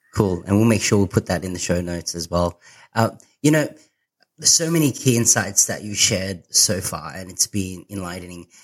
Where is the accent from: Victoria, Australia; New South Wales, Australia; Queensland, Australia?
New South Wales, Australia; Sydney; I'm from Sydney.